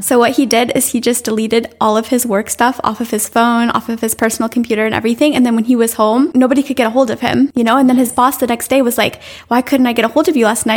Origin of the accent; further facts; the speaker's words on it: United States; as an American